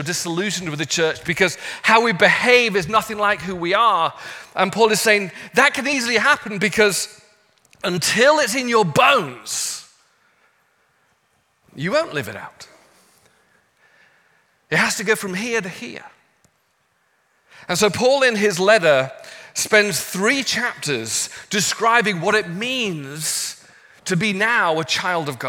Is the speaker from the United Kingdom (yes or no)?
yes; England, United Kingdom; moved away as an adult; now in Los Angeles, United States; And I'm from England, my wife is Australian.